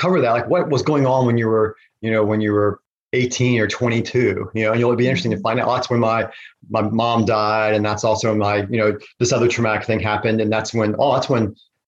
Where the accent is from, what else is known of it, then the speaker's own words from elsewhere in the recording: Virginia, United States; I'm from Virginia